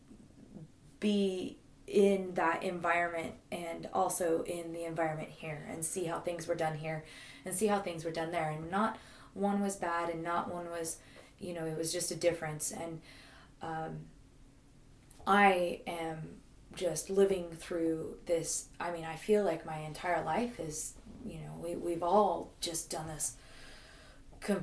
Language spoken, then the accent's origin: English; Garberville, California, United States; also born or lived in Park City, Utah; I grew up in Park City, Utah. It's where he had us going to school